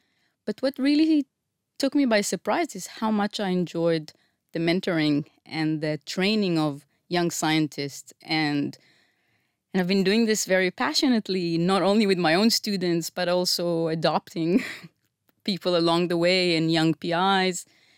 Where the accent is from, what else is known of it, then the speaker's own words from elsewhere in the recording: Israel; Okay. I grew up in Estiona.